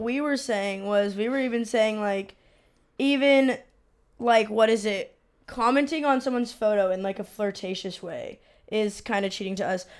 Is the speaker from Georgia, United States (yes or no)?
no; San Diego, California, United States; I'm from San Diego